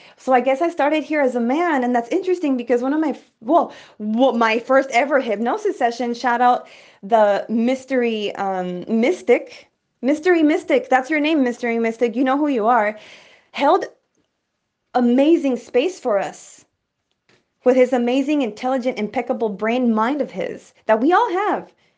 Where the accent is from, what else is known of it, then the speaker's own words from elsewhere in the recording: El Paso, Texas, United States; I came from the hood from El Paso, Texas